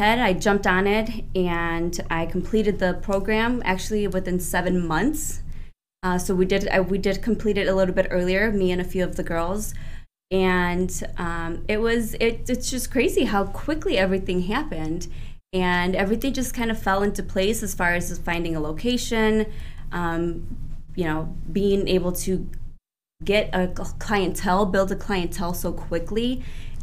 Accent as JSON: {"language": "English", "town": "Aurora", "region": "Illinois", "country": "United States", "tie": "born or raised there", "also_born_or_lived": "California / Mexico", "said": "I was born here in Aurora. My mom and I, and when I say we, my mom and I traveled back and forth a bit from here, between here, California, and Mexico growing up."}